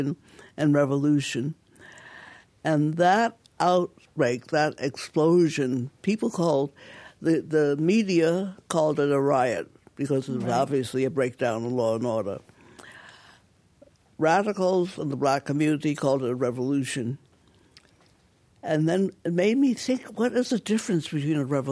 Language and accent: English; Providence, Rhode Island, United States; now in Detroit, United States; I was born in Providence, Rhode Island, on top of my father's Chinese restaurant.